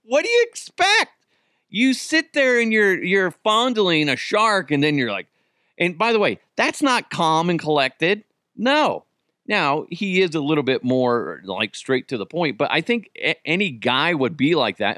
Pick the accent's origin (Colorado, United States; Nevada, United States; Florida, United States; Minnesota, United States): Colorado, United States; Broomfield; I grew up in Broomfield as well. What a wonderfully white place to grow up. Go Eagles. And it was pretty white. Probably still is very white